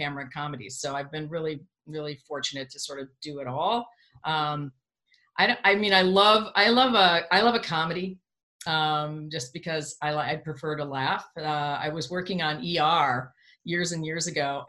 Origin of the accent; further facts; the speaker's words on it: Chicago, Illinois, United States; I'm from Chicago, from the Midwest, from Chicago